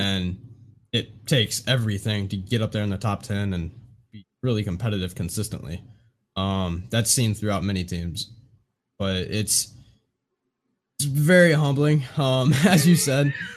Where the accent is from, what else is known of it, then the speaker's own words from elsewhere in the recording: Indiana, United States; I'm born and raised in Indiana.